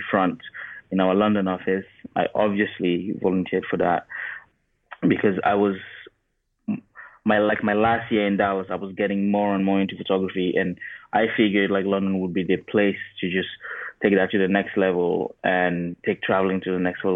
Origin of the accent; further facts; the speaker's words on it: Cameroon; moved away as an adult; also born or lived in Arkansas, United States; now in United States; I'm from Cameroon. And so I obviously born and raised in Cameroon. When I was about 18, I moved to the U.S. to go to uni